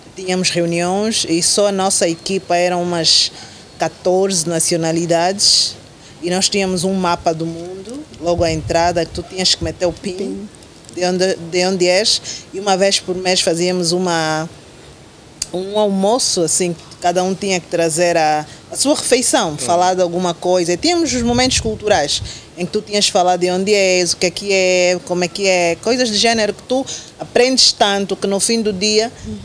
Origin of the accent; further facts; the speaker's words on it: Angola; nós temos que ter como, como angolanos